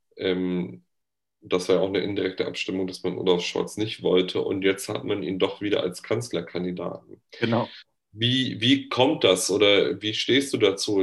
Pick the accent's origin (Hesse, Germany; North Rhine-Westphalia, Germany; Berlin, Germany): North Rhine-Westphalia, Germany; ich komme ja aus Nordrhein-Westfalen